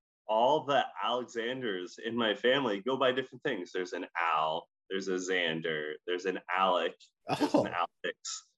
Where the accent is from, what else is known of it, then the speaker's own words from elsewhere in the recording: Scotland, United Kingdom; accent: Scottish; When I was growing up, I had a little Scottish accent because I am a Scottish accent.